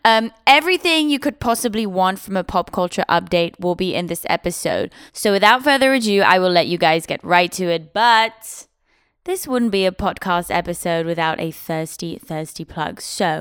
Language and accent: English; Switzerland; now in United States; the UK, but the UK. I grew up in Switzerland.